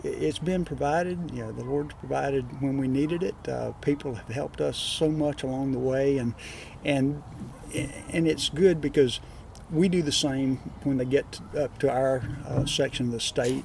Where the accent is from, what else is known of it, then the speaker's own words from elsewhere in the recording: Alabama, United States; now in Crestview, United States; I grew up in Alabama